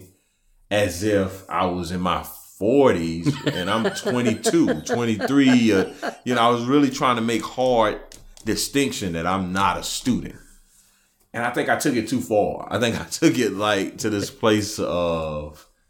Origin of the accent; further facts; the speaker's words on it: Camden, South Carolina, United States; I'm from Camden, South Carolina.